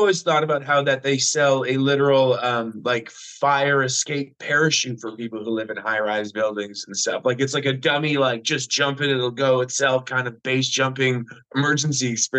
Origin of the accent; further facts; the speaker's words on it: Fort McMurray, Alberta, Canada; moved away as an adult; also born or lived in Calgary; I am from Fort McMurray, Alberta, Canada, as we like to call it, heaven on earth.